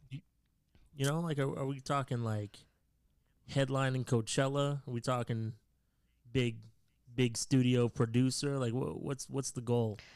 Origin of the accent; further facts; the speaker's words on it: Canada; I'm Canadian